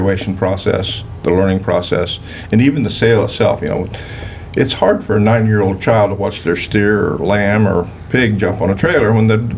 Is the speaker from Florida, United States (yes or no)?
no; Southern Ohio, United States; I was born and raised in Southern Ohio.